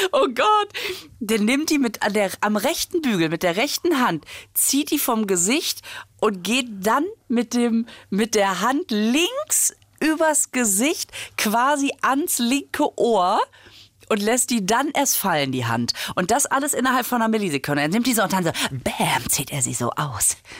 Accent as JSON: {"language": "German", "town": "Düsseldorf", "region": "North Rhine-Westphalia", "country": "Germany", "said": "ich komme ja aus Düsseldorf"}